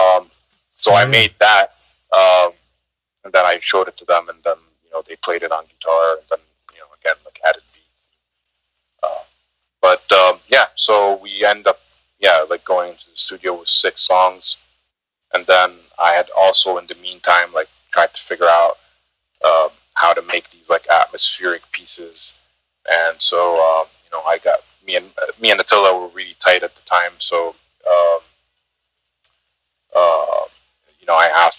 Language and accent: English; Egypt; moved away; my home country, Egypt